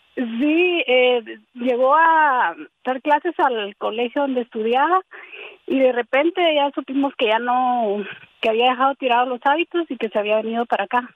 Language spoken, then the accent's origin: Spanish; Guatemala; moved away; En mi pueblo, eh, yo estudiaba en un colegio católico. Igual. Eh, es en Guatemala